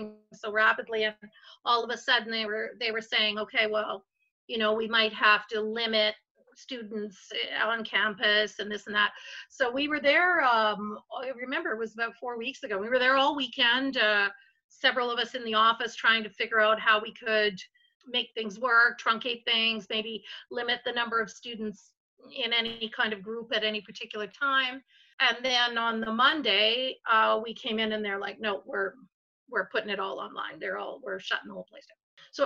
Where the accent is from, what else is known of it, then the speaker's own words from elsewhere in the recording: Vancouver, British Columbia, Canada; now in Calgary, Canada; I'm actually from Vancouver.